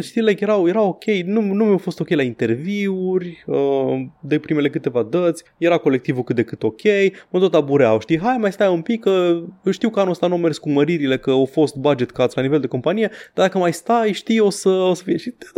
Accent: Romania; sunt din România

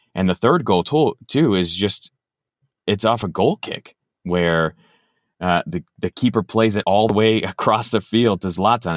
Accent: Los Angeles, California, United States; moved away; I grew up in Los Angeles

